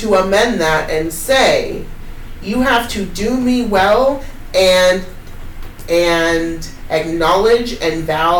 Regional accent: Cottage Grove, United States; I grew up in Cottage Grove where it was a really hard time.

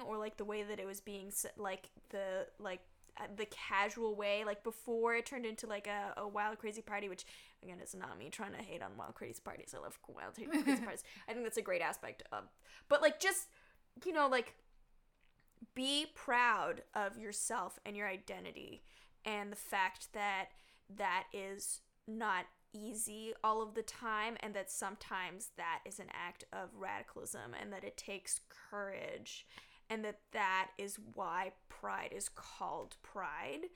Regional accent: Toronto, Ontario, Canada; I grew up in Toronto

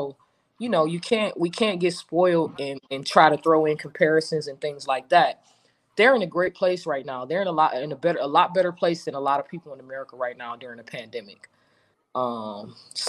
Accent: Cleveland, Ohio, United States; now in Houston, United States; I'm from Cleveland, grew up with Bron

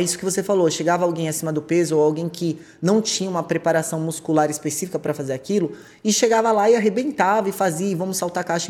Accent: São Paulo, Brazil; Sou de São Paulo

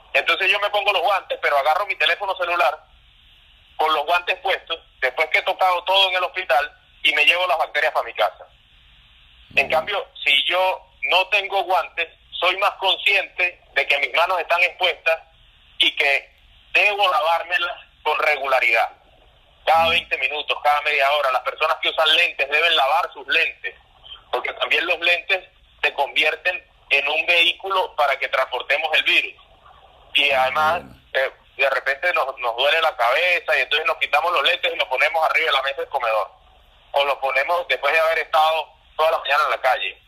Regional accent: Venezuela; así somos los venezolanos

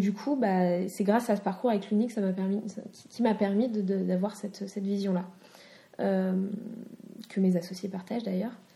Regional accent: France; je suis citoyenne de France

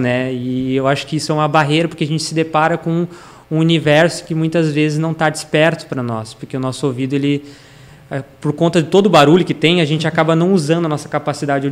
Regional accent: São Paulo, Brazil; moved away as an adult; also born or lived in Ceará, Brazil; now in Novo Hamburgo, Brazil; eu morei em São Paulo dos seis anos até os 20

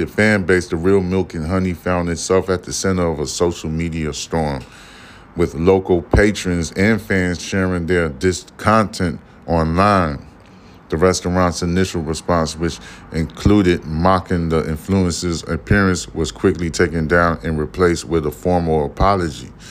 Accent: New York City, New York, United States; also born or lived in Jersey City, New Jersey; now in Houston, United States; I'm from goddamn Brooklyn, New York. I was born and raised in Brooklyn, New York, you know what I'm saying? Lived my life in Jersey City, that's in lower Manhattan

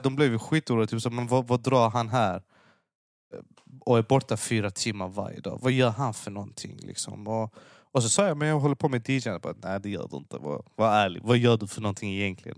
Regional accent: Lund, Skåne, Sweden; jag, jag föddes och växte upp i Lund

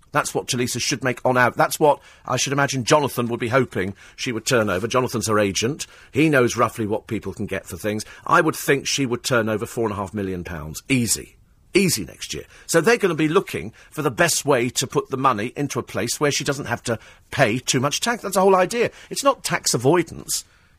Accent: United Kingdom; a time to be proud of being British, something that perhaps we don't do as often as we should

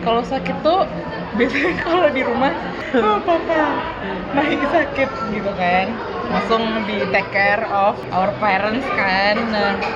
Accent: Pekanbaru, Riau, Indonesia; moved away as an adult; now in Depok, Indonesia; aku dari TK dari playgroup malah satu yayasan swasta di Pekanbaru itu terus sampai SMP

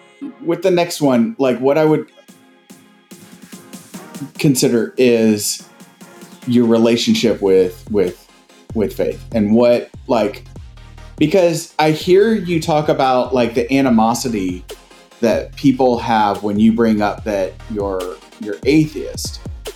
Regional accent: the South, United States; growing up in the South, growing up where we did, like there's that played a really major part in our lives and impacted a lot.

